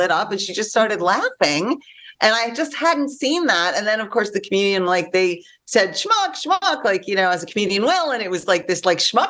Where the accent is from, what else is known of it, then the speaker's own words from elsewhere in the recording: New York, United States; now in Los Angeles, United States; I'm from New York